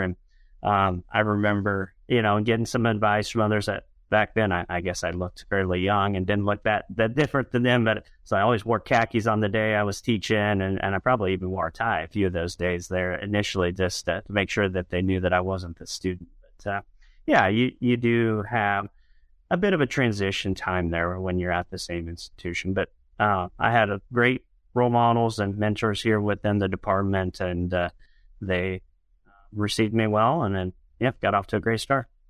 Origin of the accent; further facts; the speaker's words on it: Western Illinois, United States; I grew up, uh, on a farm in Western Illinois.